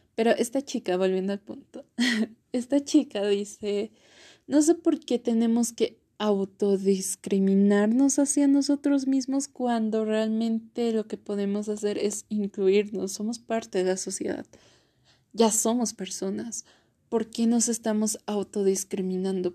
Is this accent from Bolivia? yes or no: yes; Bolivia; also born or lived in La Paz; yo soy de Bolivia, vivo específicamente en La Paz